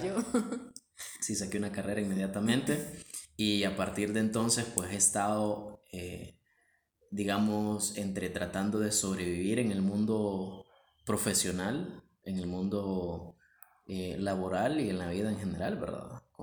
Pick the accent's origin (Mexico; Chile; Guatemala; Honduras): Honduras; Tegucigalpa, Francisco Morazán; creo que ambos nacimos en Tegucigalpa. Ah, yo nací en el barrio La Guadalupe y pues crecí en el seno de una iglesia